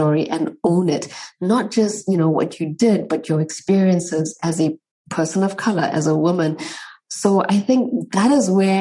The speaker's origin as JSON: {"language": "English", "country": "South Africa", "tie": "born or raised there", "moved": "as an adult", "lives_now": "Germany", "said": "I grew up in South Africa, fourth generation Indian."}